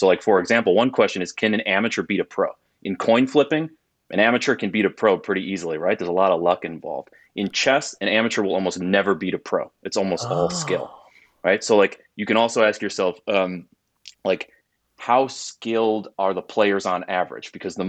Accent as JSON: {"language": "English", "town": "Milwaukee", "region": "Wisconsin", "country": "United States", "tie": "born or raised there", "said": "So I'm a Midwest kid, was born and raised in Milwaukee, went to school in Wisconsin"}